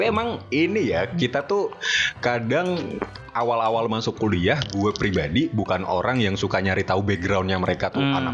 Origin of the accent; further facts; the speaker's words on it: South Jakarta, Jakarta, Indonesia; apalagi kalau misalkan ada orang dari Jakarta keturunan timur kan gue dari Jakarta Selatan.